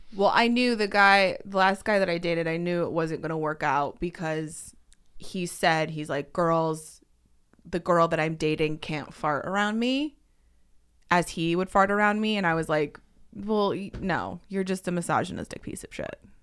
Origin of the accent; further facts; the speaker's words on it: Connecticut, United States; I grew up in Connecticut